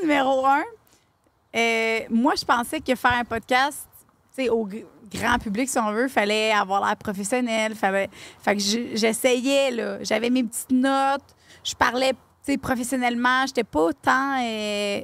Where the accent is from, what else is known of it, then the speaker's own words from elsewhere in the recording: Lavaltrie, Quebec, Canada; c'est ma ville natale